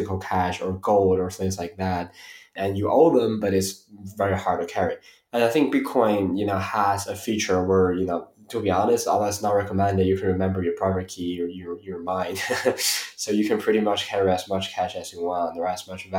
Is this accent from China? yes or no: yes; Beijing, China; moved away as an adult; also born or lived in Atlanta, Georgia, United States; I was born here in Beijing, went to US for college, stayed there for roughly 7 years